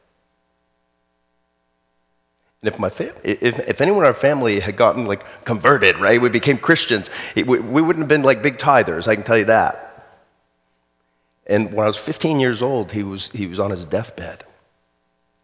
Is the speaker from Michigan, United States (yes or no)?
no; South Florida, United States; When I was a kid, I grew up in South Florida.